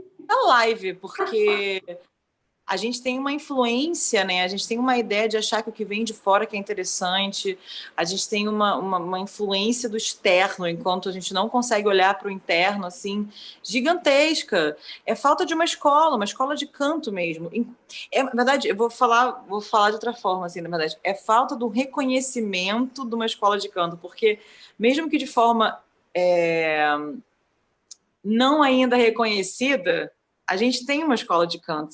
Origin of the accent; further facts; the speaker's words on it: Brazil; enquanto brasileiros